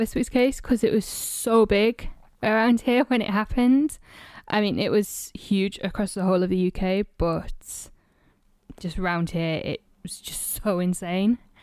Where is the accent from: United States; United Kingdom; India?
United Kingdom; North East England; moved away; my hometown in northeast England, where I am right now